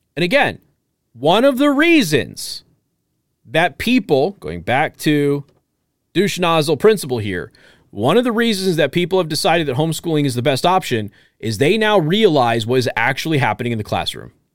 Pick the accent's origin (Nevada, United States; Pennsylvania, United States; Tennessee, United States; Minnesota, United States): Nevada, United States; Las Vegas; I grew up poor in a gang-infested area, uh, lot of violence, lot of that stuff, okay? My mom took a risk of going to jail by lying about where we lived, so I didn't have to go to a sixth grade center. And again, we're from Las Vegas